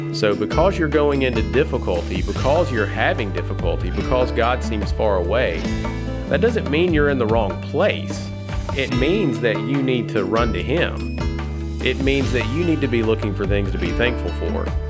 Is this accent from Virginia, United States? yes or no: no; Tennessee, United States; moved away as an adult; also born or lived in Alabama; growing up in Tennessee and then going to college in Alabama